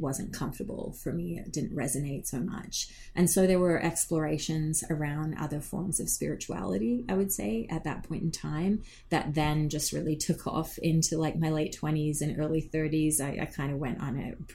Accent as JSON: {"language": "English", "country": "Australia", "tie": "born or raised there", "moved": "yes", "lives_now": "Canada", "said": "I grew up in Australia"}